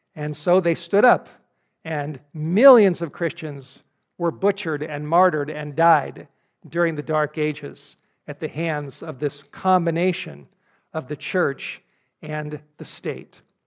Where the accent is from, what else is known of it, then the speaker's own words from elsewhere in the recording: California, United States; California, my home state, where I grew up